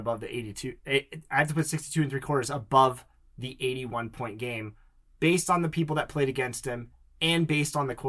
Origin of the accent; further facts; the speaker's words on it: near Joshua Tree, California, United States; Joshua Tree, which is near my hometown